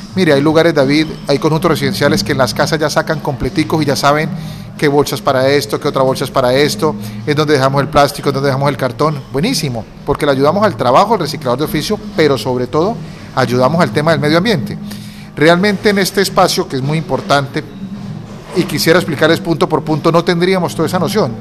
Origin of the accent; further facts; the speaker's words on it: Cúcuta, Norte de Santander, Colombia; soy cocuteño, tengo 40 años. En mi niñez estudié en el Colegio Domingo Sabio